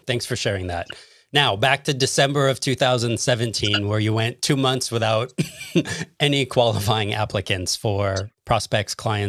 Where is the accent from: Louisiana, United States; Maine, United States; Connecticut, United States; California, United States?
California, United States; Los Angeles; now in Chicago, United States; when I'm from Los Angeles, California, I currently live in Chicago.